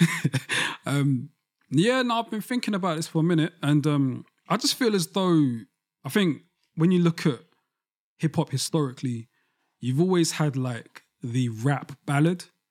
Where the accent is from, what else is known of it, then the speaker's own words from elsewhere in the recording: London, United Kingdom; especially as a young black boy growing up in London